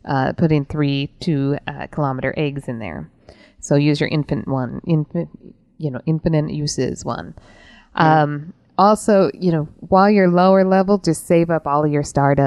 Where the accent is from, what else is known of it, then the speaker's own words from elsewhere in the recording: Utah, United States; growing up in Utah